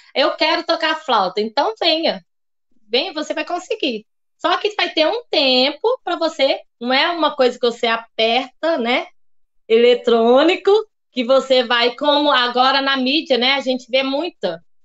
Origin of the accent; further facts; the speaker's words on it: Diamantina, Minas Gerais, Brazil; accent: mineiro; also born or lived in Lugano, Switzerland; now in Rio Claro, Brazil; Foi lá que eu nasci, em Diamantina, Minas Gerais.